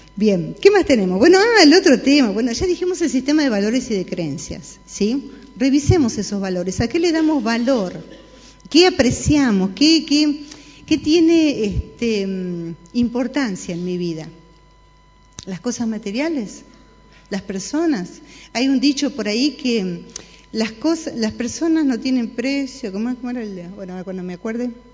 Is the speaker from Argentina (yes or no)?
yes; Argentina